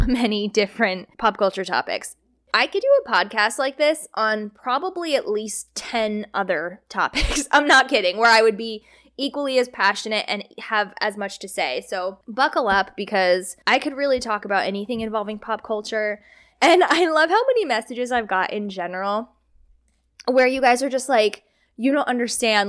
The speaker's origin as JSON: {"language": "English", "region": "New Jersey", "country": "United States", "said": "I'm from New Jersey"}